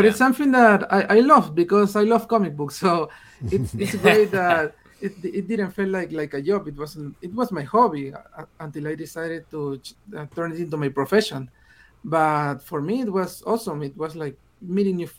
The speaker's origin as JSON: {"language": "English", "country": "Peru", "second_language": "English", "said": "I'm from Peru, and I started writing in English."}